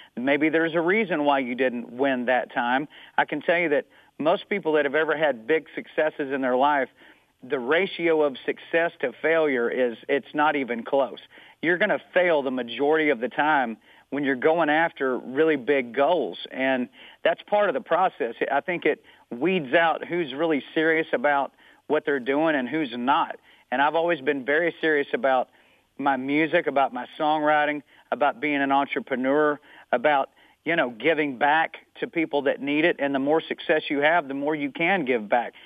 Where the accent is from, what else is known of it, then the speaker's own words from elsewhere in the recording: Amarillo, Texas, United States; moved away; also born or lived in Tennessee; I grew up in Amarillo, Texas, which is up in the panhandle of Texas